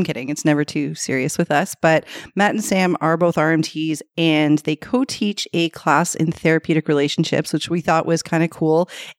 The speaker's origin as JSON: {"language": "English", "town": "Toronto", "region": "Ontario", "country": "Canada", "said": "We're from Scarborough. Like I've said before, Etobicoke is like a whole other city to me."}